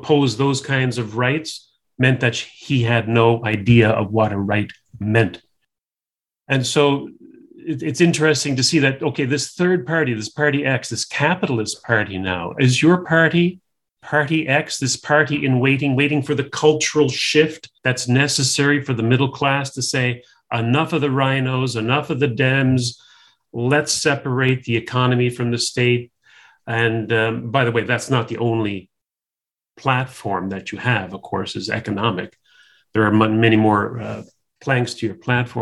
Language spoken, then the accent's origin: English; Canada; also born or lived in Ontario; now in New Brunswick, Canada; I'm a Canadian